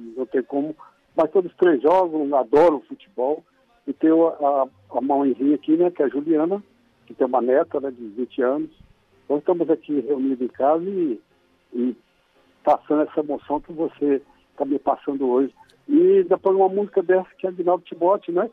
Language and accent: Portuguese; Pedro Leopoldo, Minas Gerais, Brazil; quando eu comecei a jogar aqui na minha terra, em Pedro Leopoldo